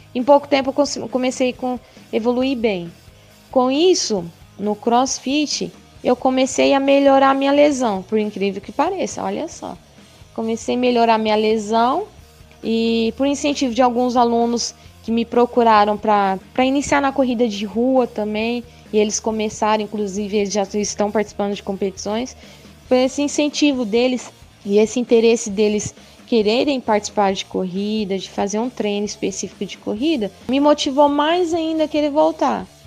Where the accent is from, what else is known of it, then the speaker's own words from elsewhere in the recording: São José dos Quatro Marcos, Mato Grosso, Brazil; also born or lived in Mirassol d'Oeste; Eu sou lá de São José dos Quatro Marcos, morei lá, porém, morei, nasci, na verdade, né, em Mirassol do Oeste, e desde então sempre morei em São José dos Quatro Marcos